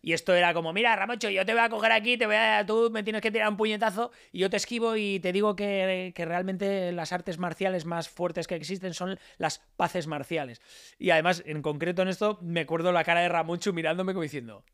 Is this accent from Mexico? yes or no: no; Alicante, Valencian Community, Spain; yo soy de Alicante y, como buen alicantino